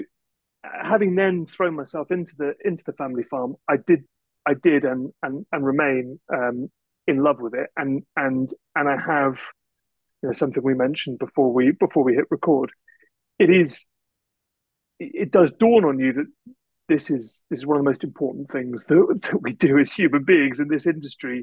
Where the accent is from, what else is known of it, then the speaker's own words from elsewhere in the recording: Shropshire, West Midlands, United Kingdom; I grew up in Shropshire